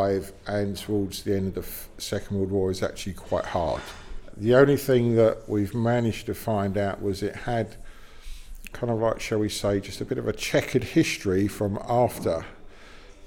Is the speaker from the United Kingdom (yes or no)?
yes; London, United Kingdom; I was born and bred in Balham